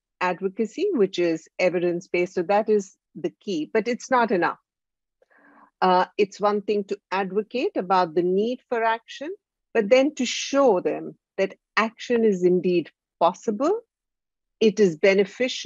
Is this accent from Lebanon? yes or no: no; India; My background is from India. I'm from India